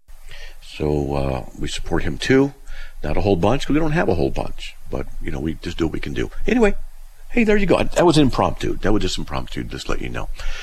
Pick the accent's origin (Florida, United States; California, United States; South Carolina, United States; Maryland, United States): California, United States; Buena Park; also born or lived in Riverside; I grew up in Buena Park, you know, Riverside